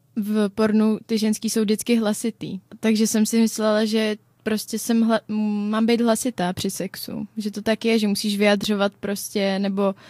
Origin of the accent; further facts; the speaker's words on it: Czechia; my Češi